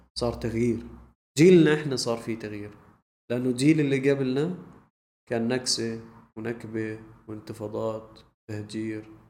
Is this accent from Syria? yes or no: no; Jordan; احنا عندنا بالاردن